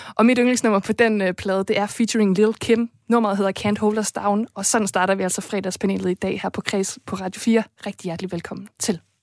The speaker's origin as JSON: {"language": "Danish", "town": "Viborg", "region": "Central Denmark Region", "country": "Denmark", "tie": "born or raised there", "said": "en by, der har blomstret på kulturområdet i år, og som også er min fødeby"}